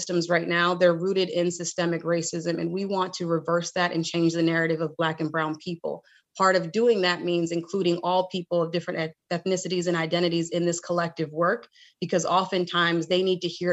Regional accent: Rhode Island, United States; my home state of Rhode Island

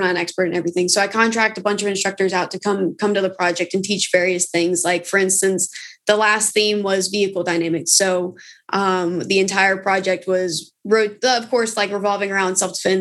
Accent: Georgia, United States; moved away as an adult; also born or lived in South Carolina / England; I grew up in Georgia, and then I moved away, joined the military

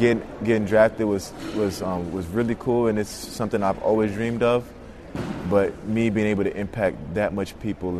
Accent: Snellville, Georgia, United States; I come from Snellville, Georgia.

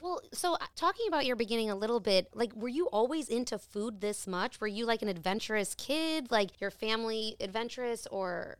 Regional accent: Chicago, Illinois, United States; I grew up in Lakeview

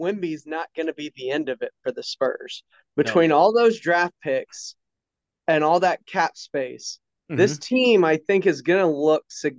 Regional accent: Houston, Texas, United States; now in San Antonio, United States; I'm from Houston originally.

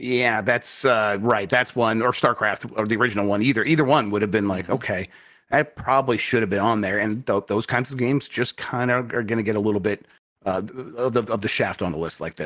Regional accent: Michigan, United States; I grew up in Michigan.

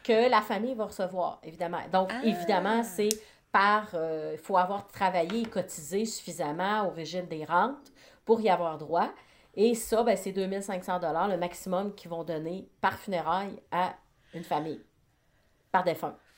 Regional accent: Côte-Nord, Quebec, Canada; je suis originaire de la Côte-Nord, donc quand on vient d'un petit village

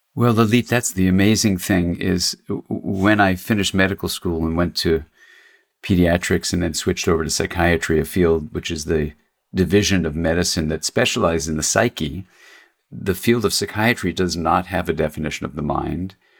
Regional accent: Los Angeles, California, United States; I grew up in Los Angeles

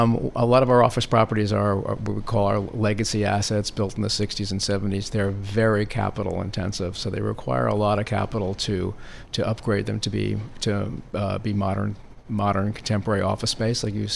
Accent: New York, United States; Because I grew up in New York and because I'm basically an East Coast person

